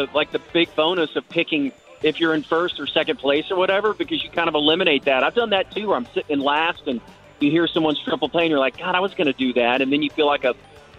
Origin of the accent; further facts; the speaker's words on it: Arlington, Texas, United States; I grew up in Arlington?